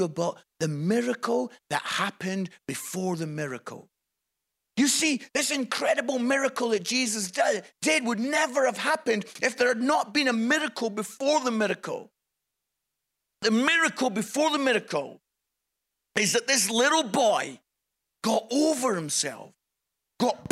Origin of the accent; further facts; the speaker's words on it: Scotland, United Kingdom; also born or lived in Yorkshire; now in Nottingham, United Kingdom; it's great being Scottish, living in England